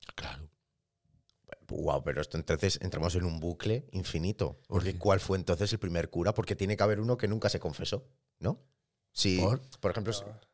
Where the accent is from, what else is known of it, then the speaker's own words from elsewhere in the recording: Argamasilla de Alba, Castilla-La Mancha, Spain; ahora yo soy de Argamasilla de Alba